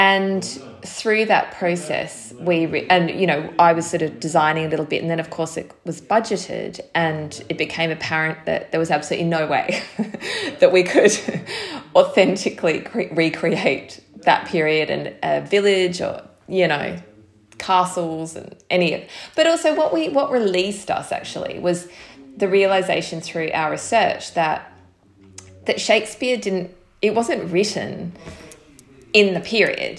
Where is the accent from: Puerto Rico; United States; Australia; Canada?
Australia; moved away as an adult; now in United Kingdom; as an Australian who had not really spent much time in this country